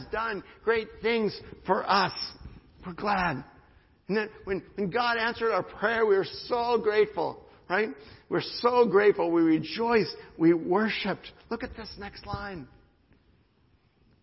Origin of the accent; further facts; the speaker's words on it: United States; as an American